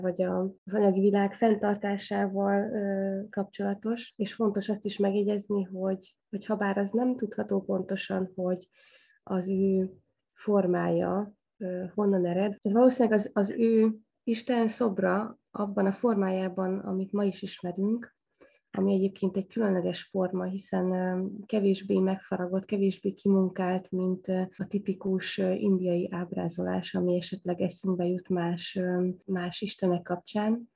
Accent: Debrecen, Hajdú-Bihar, Hungary; Debrecen, hogy az én szülővárosom

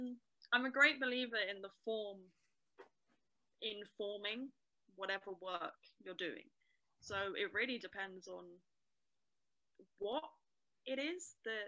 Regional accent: Camden, London, United Kingdom; my experiences growing up in Camden, I grew up mostly, my mum worked in the pub that I talk about quite a lot, the Cock Tavern.

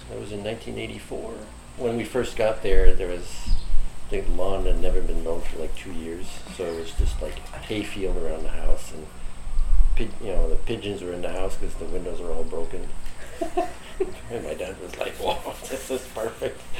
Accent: Montreal, Quebec, Canada; well, I grew up in Montreal. I was born there and grew up north of Montreal for the first part until uh, I was 10 or so.

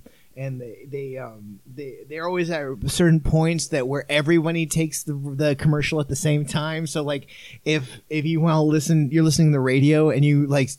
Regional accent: Ventura County, California, United States; also born or lived in Boston, Massachusetts / North Hollywood, California; I was in North Hollywood, and the rest of my life in Ventura County. So I'm definitely Southern California

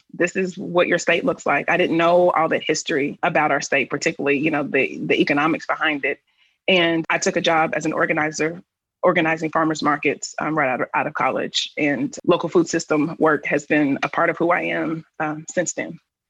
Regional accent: Richmond, Kentucky, United States; I'm a proud Kentuckian. I was born and raised in Richmond, Kentucky, in Madison County. I am a daughter or great niece of sharecroppers and cattle and tobacco producers.

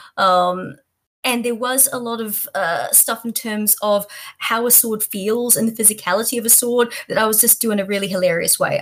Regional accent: Auckland, New Zealand; born or raised there; also born or lived in Australia

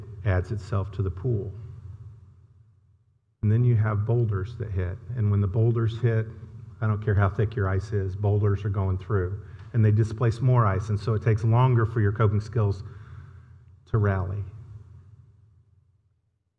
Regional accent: Indiana, United States; now in Texas, United States; I live in Texas, but I'm from Indiana

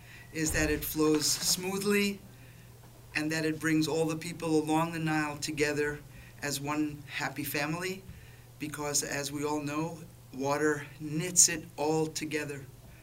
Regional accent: New York City, New York, United States; I'm from New York City

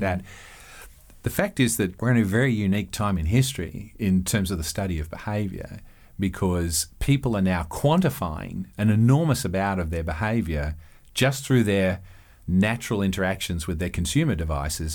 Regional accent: Australia; moved away as an adult; now in Eugene, United States; I'm Australian

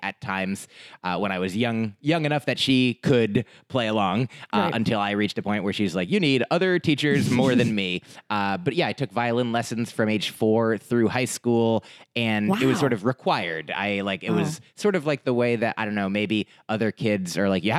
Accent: New Jersey, United States; also born or lived in Boston; I grew up in New Jersey

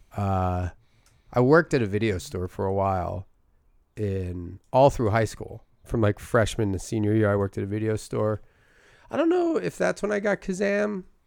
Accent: Philadelphia, Pennsylvania, United States; accent: thick Philadelphia; my Philadelphia accent

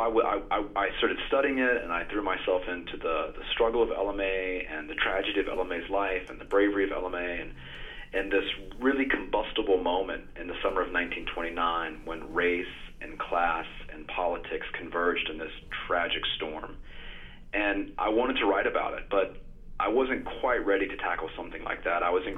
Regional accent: Gastonia, North Carolina, United States; moved away as an adult; also born or lived in Louisiana; I grew up in Gastonia, North Carolina

